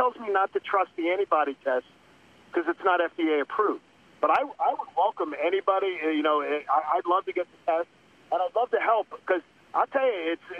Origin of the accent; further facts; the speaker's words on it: Broomall, Pennsylvania, United States; now in Atlanta, United States; I'm from Broomall, Pennsylvania